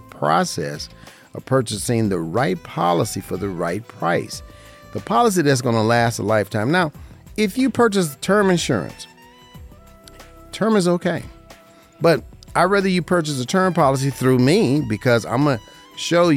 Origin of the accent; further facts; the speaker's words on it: Las Vegas, Nevada, United States; This is my hometown, born and raised in Las Vegas, Nevada, in the 89106